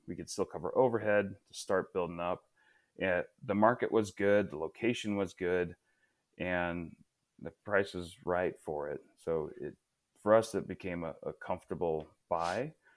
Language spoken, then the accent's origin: English; Portland area, Oregon, United States; growing up near the Portland area